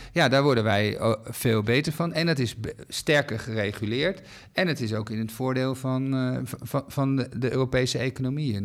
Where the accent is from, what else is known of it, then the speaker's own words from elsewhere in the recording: Netherlands; wij als Nederlanders